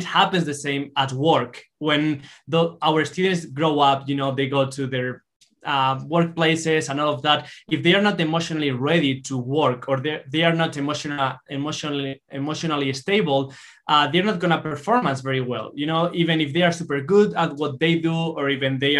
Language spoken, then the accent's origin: English; Spain; moved away as an adult; now in Utah, United States; we are originally from Spain, but we are based on Utah